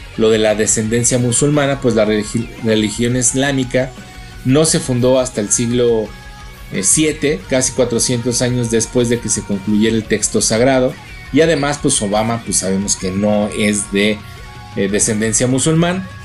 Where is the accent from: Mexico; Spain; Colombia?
Mexico; nosotros los mexicanos